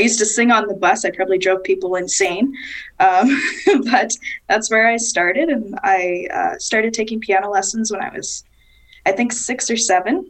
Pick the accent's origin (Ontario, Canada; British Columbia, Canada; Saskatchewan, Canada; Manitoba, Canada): Manitoba, Canada; Winnipeg; I was born and raised in Winnipeg, so that's kind of that's my roots. That's where I'm from.